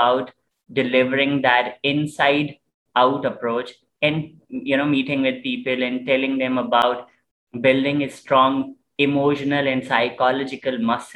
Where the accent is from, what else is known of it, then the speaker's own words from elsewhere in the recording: Karachi, Sindh, Pakistan; I'm from Karachi, Pakistan